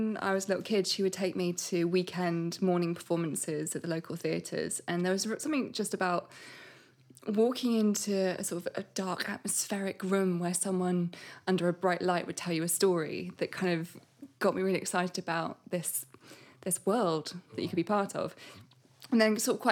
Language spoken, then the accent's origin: English; Bristol, South West England, United Kingdom; I grew up in Bristol